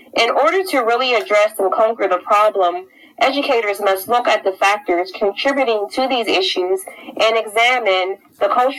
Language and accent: English; Pennsylvania, United States; I grew up in Chaseville, Pennsylvania in the 90s